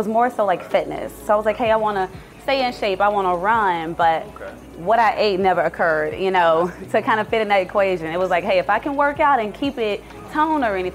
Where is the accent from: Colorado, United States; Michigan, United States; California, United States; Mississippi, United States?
Mississippi, United States; Jackson; I am born and raised in Jackson, Mississippi